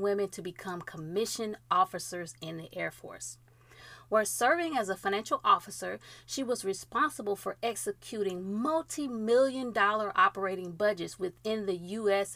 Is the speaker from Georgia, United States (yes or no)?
yes; Georgia, United States; the great state of Georgia, my home state